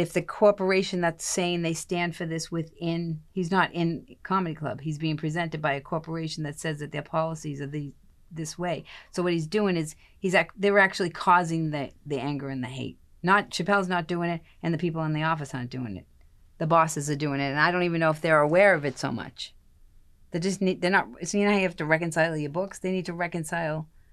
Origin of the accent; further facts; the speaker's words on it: Boston, Massachusetts, United States; I'm from Boston